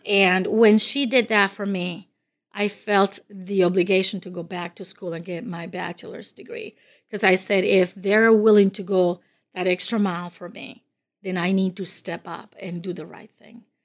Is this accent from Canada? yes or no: no; Dominican Republic; first language Spanish; English is a second language; also born or lived in Massachusetts; now in United States; I'm from the Dominican Republic, and, uh, I came to this country in the late seventies.